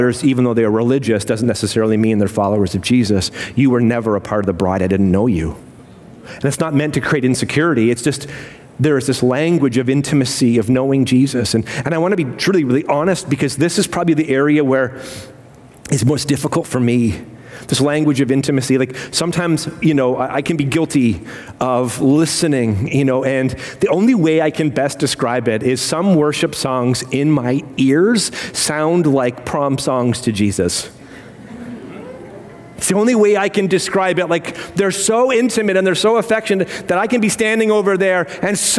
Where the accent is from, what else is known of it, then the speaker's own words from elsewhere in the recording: United Kingdom; I'm British